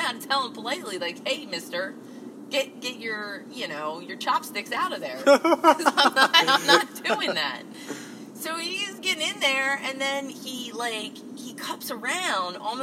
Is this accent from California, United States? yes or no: no; Jersey City, New Jersey, United States; I'm from Jersey City